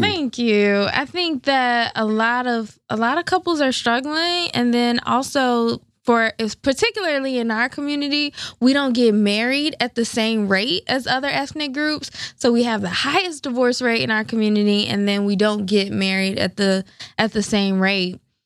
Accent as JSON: {"language": "English", "region": "the South", "country": "United States", "said": "I'm from the South"}